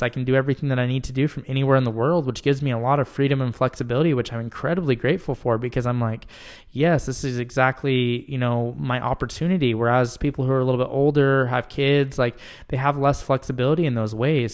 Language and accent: English; Utah, United States; moved away as an adult; now in Michigan, United States; I am originally from Utah